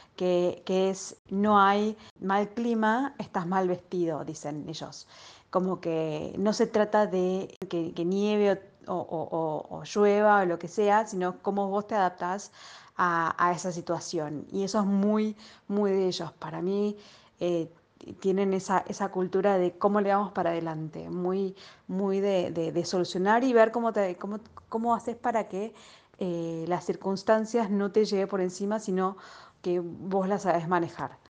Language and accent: Spanish; Argentina; moved away; cuando venís de una cultura como la Argentina